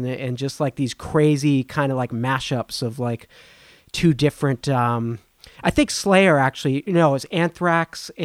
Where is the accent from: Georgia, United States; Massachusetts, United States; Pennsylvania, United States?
Massachusetts, United States; Boston; I'm from Boston